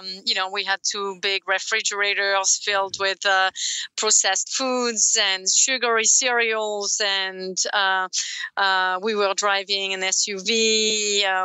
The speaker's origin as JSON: {"language": "English", "town": "Avignon", "region": "Provence-Alpes-Côte d'Azur", "country": "France", "tie": "born or raised there", "moved": "as an adult", "lives_now": "United States", "said": "In Avignon. It's just, due south from Lyon or Paris"}